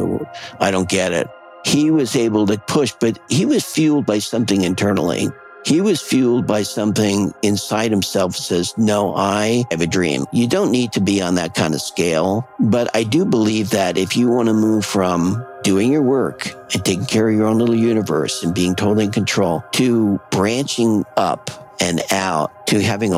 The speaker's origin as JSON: {"language": "English", "area": "Long Island, Highland, Hudson Valley", "region": "New York", "country": "United States", "tie": "born or raised there", "moved": "as an adult", "lives_now": "Portland, United States", "said": "I was born in Long Island, New York"}